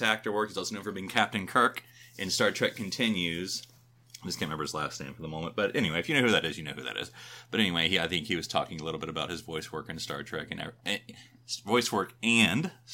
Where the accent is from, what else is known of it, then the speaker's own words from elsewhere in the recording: Fayetteville, North Carolina, United States; moved away; I'm from Fayetteville, North Carolina, so we tend to go back there